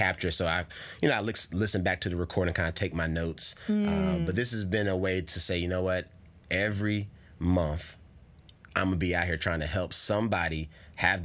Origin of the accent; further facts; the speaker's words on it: North Carolina, United States; now in California, United States; I'm from North Carolina